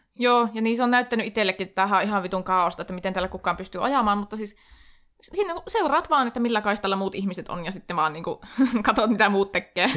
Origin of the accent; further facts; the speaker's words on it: Oulu, North Ostrobothnia, Finland; minä olen Oulusta